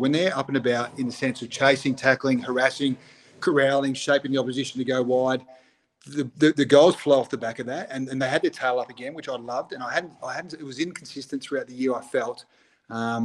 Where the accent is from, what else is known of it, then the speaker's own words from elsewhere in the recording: Broken Hill, New South Wales, Australia; I grew up in Outback, New South Wales. In Broken Hills